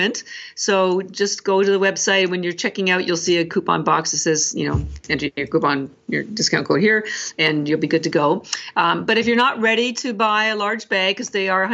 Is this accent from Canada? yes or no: yes; Canada; because I'm Canadian